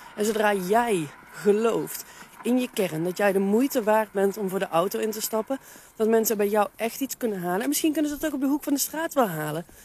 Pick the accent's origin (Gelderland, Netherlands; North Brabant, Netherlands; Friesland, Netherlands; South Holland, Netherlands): North Brabant, Netherlands; Veldhoven; moved away as an adult; now in Nijmegen, Netherlands; Veldhoven is ook de plek waar ik opgegroeid ben. Daar heb ik de eerste 30 jaar van mijn leven gewoond